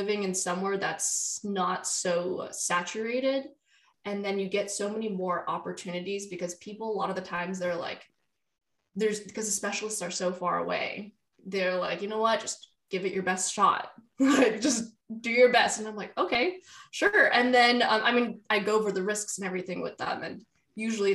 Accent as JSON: {"language": "English", "area": "the Bay Area", "region": "California", "country": "United States", "tie": "born or raised there", "moved": "as an adult", "lives_now": "Oklahoma, United States", "said": "I grew up in the Bay Area"}